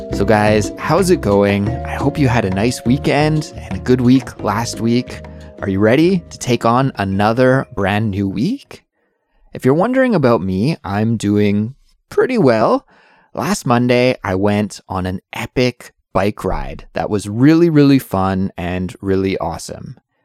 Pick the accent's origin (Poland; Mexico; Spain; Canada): Canada; moved away as an adult; now in Seoul, South Korea; I'm an English teacher who's originally from Canada, but now I live in Seoul, South Korea